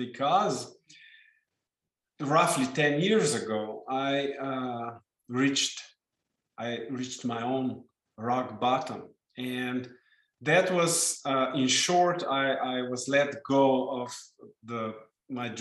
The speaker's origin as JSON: {"language": "English", "country": "Slovenia", "first_language": "Slovenian", "second_language": "English", "said": "in my native language, Slovenian"}